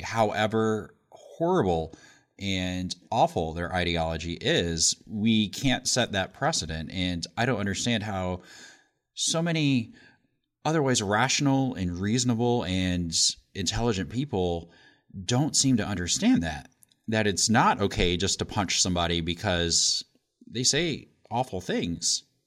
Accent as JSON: {"language": "English", "region": "Indiana", "country": "United States", "tie": "born or raised there"}